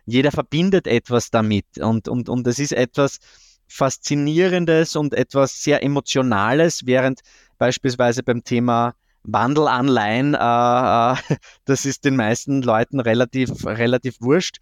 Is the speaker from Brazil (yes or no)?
no; Austria; ich als Österreicher